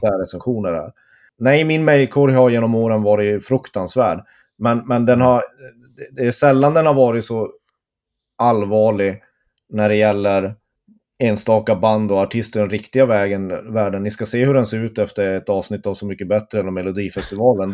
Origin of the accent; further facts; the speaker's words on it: Tornedalen, Norrbotten County, Sweden; jag är halvt uppvuxen i Tornedalen, och i Torne, vid Torneälven